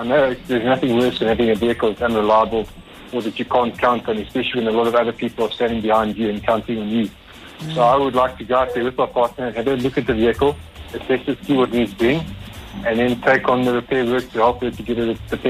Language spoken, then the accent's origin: English; Johannesburg, Gauteng, South Africa; I'm from Johannesburg.